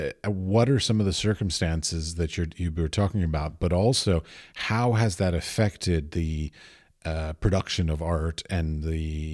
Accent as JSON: {"language": "English", "country": "United States", "moved": "as an adult", "lives_now": "Europe", "said": "I come from America and I live in Europe now."}